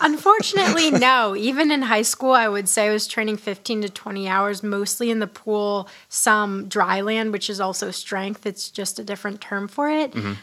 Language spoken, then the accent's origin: English; Hanover, New Hampshire, United States; my hometown in like Hanover